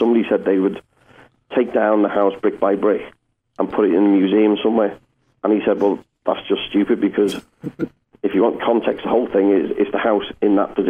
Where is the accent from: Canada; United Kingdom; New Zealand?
United Kingdom; Liverpool, North West England; I grew up in the Dingle, where Ringo's from